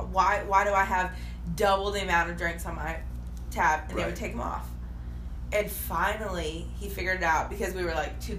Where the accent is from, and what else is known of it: Hendersonville, United States; born or raised there